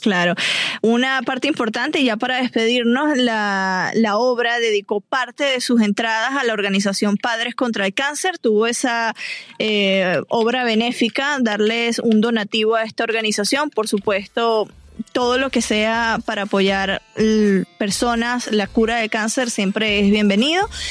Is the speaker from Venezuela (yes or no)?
yes; Venezuela; accent: Venezuelan; now in Los Angeles, United States; la neutralización de mi acento, porque todavía se me salen varias cosas venezolanas